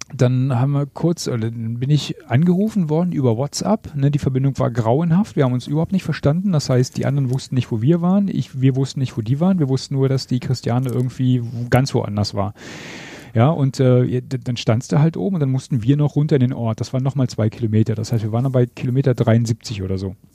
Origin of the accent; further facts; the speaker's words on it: East Germany, Germany; ich bin ja ein Ossi